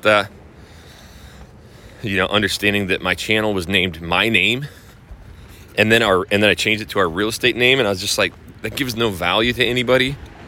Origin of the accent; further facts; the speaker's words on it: North Idaho, United States; moved away; also born or lived in Portland, Oregon; going up to North Idaho, my hometown